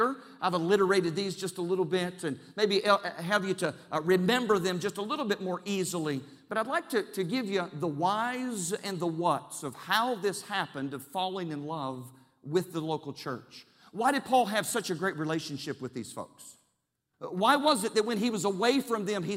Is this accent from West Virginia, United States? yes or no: yes; Charleston, West Virginia, United States; I was born and raised in Charleston, West Virginia